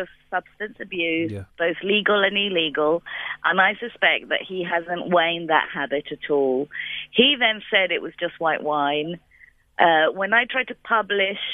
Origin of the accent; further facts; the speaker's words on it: Argentina; I'm from Argentina